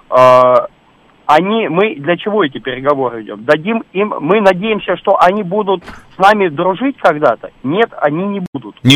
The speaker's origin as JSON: {"language": "Russian", "town": "Marhanets", "region": "Dnipropetrovsk Oblast", "country": "Ukraine", "tie": "born or raised there", "said": "меня больная тема, это Днепропетровская область, объясню почему. Потому"}